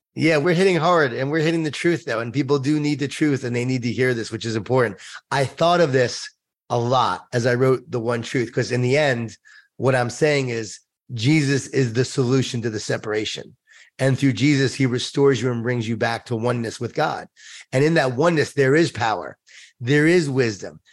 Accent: Long Island, New York, United States; I grew up in Long Island, New York

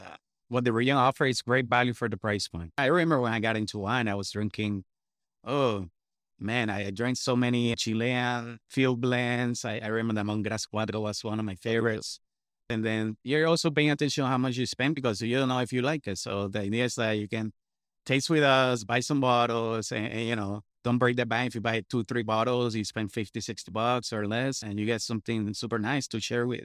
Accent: Missouri, United States; I had them over there and they would find them in, I don't know, I'm from Missouri and they would found them over there.

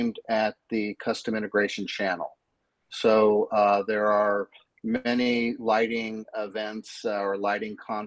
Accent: Indiana, United States; moved away as an adult; now in Palm Desert, United States; 60-plus years in Indiana, and now in California.

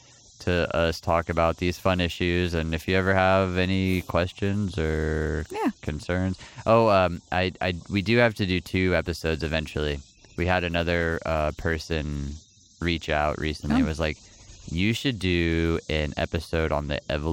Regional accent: El Paso, Texas, United States; Growing up in El Paso, there was...

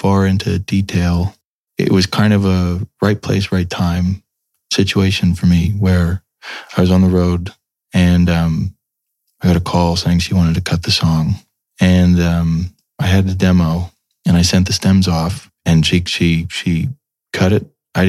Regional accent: United States; I'm from America. I don't know what this is.

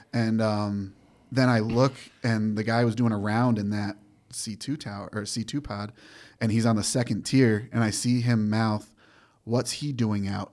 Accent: Granby, Massachusetts, United States; moved away; from Granby, Massachusetts, small horse town.

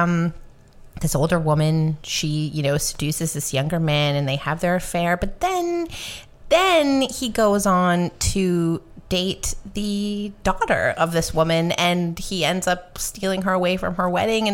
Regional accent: Canada; We are Canadian

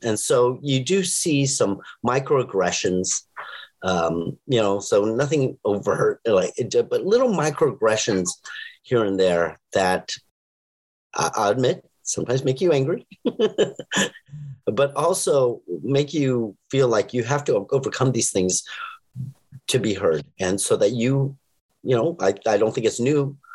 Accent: Los Angeles, California, United States

